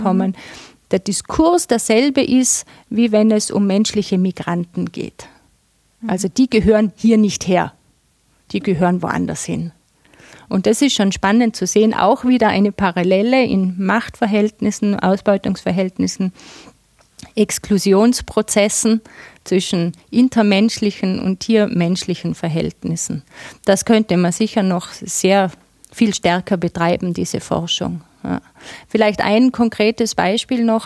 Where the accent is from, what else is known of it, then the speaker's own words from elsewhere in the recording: Tyrol, Austria; bei uns in Tirol